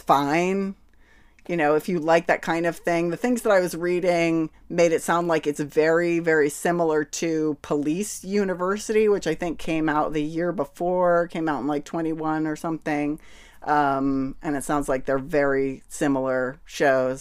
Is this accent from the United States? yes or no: yes; United States; as an American person who grew up